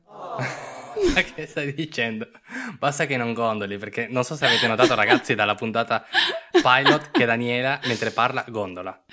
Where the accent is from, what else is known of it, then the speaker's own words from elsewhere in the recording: Turin, Piedmont, Italy; siamo di Torino.